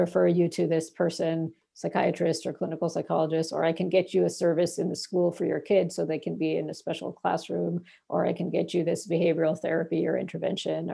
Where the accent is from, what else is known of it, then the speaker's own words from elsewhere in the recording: Bangladesh; now in United States; in my country of where I was born in Bangladesh